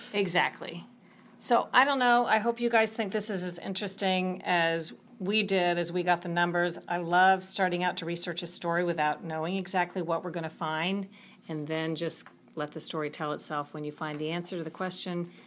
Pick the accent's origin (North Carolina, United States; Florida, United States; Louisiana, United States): Florida, United States; I'm from Florida